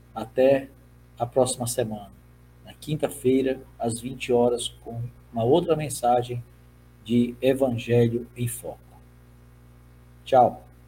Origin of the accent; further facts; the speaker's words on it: Brazil; first language Portuguese; Como brasileiro, eu sou nativo da língua portuguesa